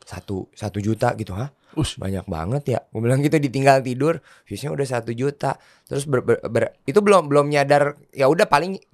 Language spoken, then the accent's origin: Indonesian; West Java, Indonesia; born there; salah satu cemilan Eh, dari kota kelahiran gue, maksudnya tanah Sunda